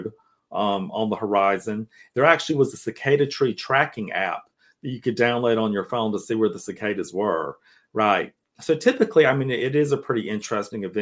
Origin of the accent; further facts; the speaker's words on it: Cairo, Georgia, United States; also born or lived in Tallahassee, Florida; now in Atlanta, United States; Cairo, Georgia, my hometown